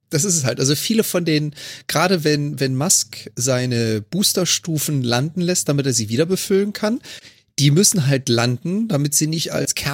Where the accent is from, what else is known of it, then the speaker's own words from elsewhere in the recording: Germany; Ich meine, komm, wir als Deutsche kennen das doch.